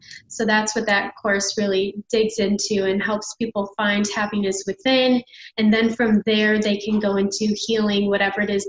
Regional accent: Chicago, Illinois, United States; moved away as an adult; now in Nashville, United States; I'm from Chicago and I just moved to Nashville this year

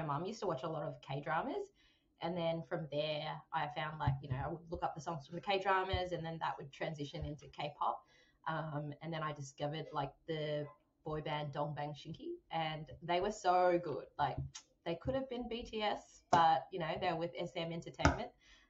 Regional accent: Australia; So I think being Vietnamese Australian, my upbringing was very much influenced by Confucianism.

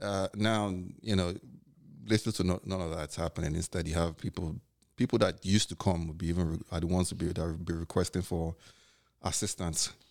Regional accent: Nigeria; now in New York, United States; being Nigerian and living out here

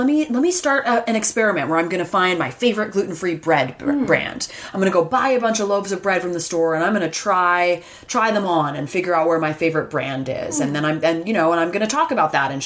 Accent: Ithaca, New York, United States; It was really kind of everywhere in my hometown of hippy dippy Ithaca, New York

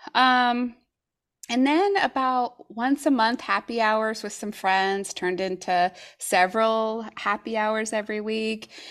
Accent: New Mexico, United States; moved away as an adult; also born or lived in Oregon; now in Tigard, United States; we're originally from New Mexico, but we've been here in Oregon for, uh, gosh, it's been about thirteen years.

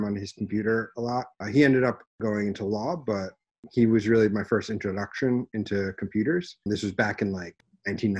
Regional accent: Rhode Island, United States; I'm from Rhode Island originally

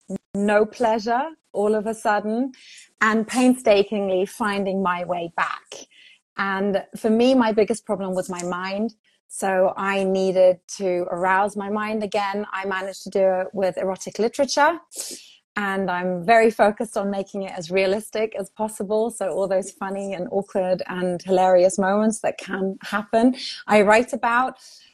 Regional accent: Portugal; also born or lived in England; But I grew up in Portugal. I was raised English speaking. And then I studied in England.

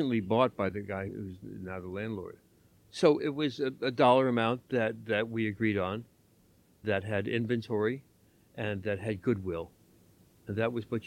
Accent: New York City, New York, United States; moved away as an adult; also born or lived in Washington, D.C.; now in Lenox, United States; I was from New York

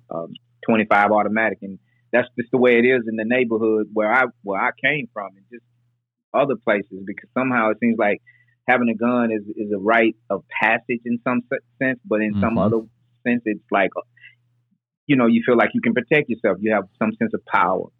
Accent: Nashville, Tennessee, United States; we moved from South Nashville uh, to Northeast Nashville.

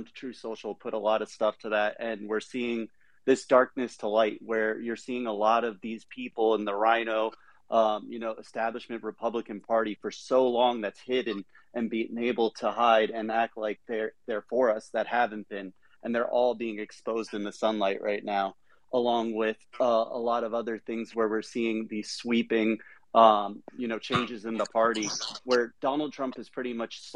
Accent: New Jersey, United States; I'm from Central Jersey

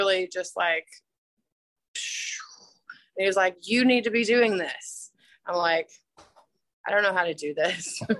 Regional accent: Atlanta, Georgia, United States; now in Huntsville, United States; I grew up in Atlanta

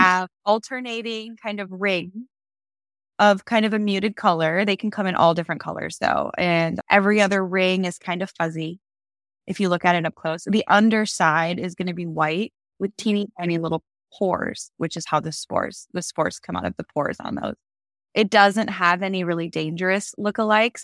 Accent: Minnesota, United States; moved away; I grew up in Minnesota

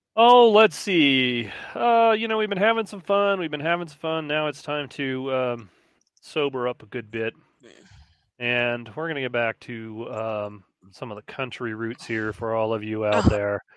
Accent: Midwest, United States; growing up in the Midwest

